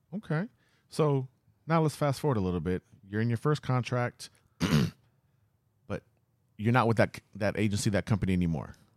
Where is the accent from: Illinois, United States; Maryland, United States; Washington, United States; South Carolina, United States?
South Carolina, United States; Charleston; I'm from Charleston, South Carolina.